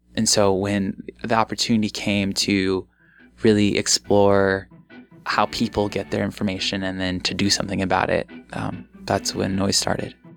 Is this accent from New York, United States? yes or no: no; Omaha, Nebraska, United States; also born or lived in Bellevue, Nebraska; I left my childhood home behind after 13 years